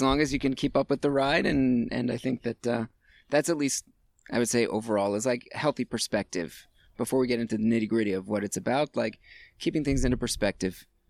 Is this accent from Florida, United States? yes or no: yes; Hollywood, Florida, United States; also born or lived in Hattiesburg, Mississippi / Gainesville, Florida; I was all of 2 years old when my parents picked up and moved to Florida